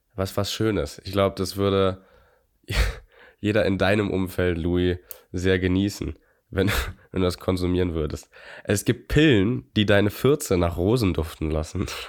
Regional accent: Germany; wir, glaube ich, als Deutsche

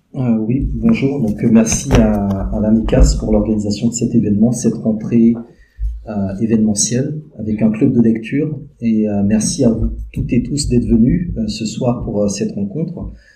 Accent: Benin; moved away; also born or lived in Paris, France / Montreal, Canada; je suis né au Bénin, ma mère est martiniquaise

